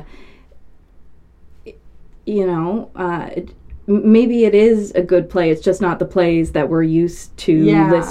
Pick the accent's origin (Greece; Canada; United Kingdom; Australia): Canada; Newfoundland and Labrador; being Canadian, being a Newfoundlander is a special thing that you should be proud